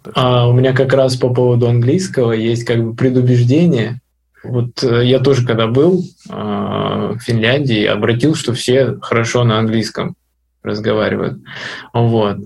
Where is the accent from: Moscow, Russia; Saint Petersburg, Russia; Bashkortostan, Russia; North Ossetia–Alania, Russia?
North Ossetia–Alania, Russia; я сам из Осетии, из Северной, вот, и у нас в городе стоит памятник Сталину